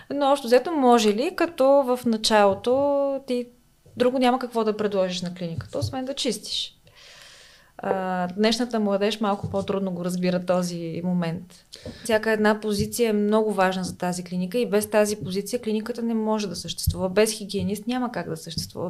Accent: Smolyan, Smolyan Province, Bulgaria; moved away as an adult; now in Sofia, Bulgaria; аз съм от Смолян.

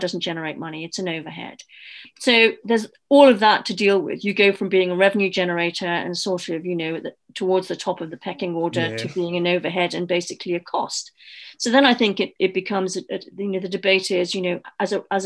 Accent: Newcastle upon Tyne, North East England, United Kingdom; moved away as an adult; also born or lived in London; my background was I came from Newcastle

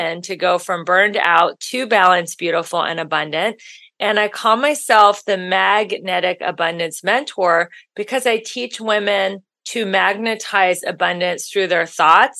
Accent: Ohio, United States; moved away as an adult; now in Los Angeles, United States; I'm from Ohio.

